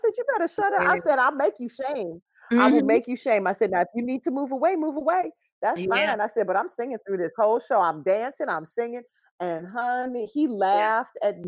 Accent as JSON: {"language": "English", "region": "Louisiana", "country": "United States", "tie": "born or raised there", "moved": "yes", "lives_now": "Chicago, United States", "said": "I grew up in Louisiana."}